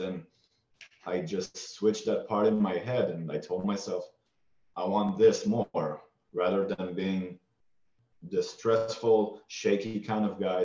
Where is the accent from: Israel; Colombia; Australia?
Israel; I grew up in Israel